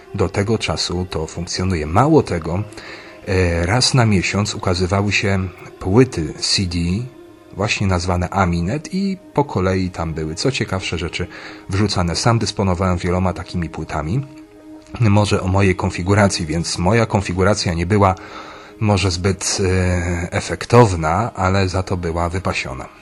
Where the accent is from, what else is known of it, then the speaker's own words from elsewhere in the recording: Pomeranian Voivodeship, Poland; ja z Pomorza